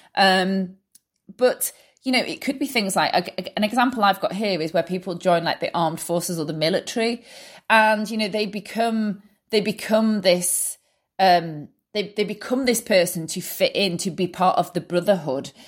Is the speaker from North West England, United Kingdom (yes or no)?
yes; Manchester, North West England, United Kingdom; I'm from Manchester, U K